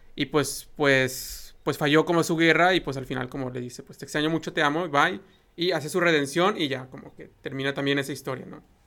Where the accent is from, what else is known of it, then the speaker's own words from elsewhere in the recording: Mexico; como mexicanos conocemos esta expresión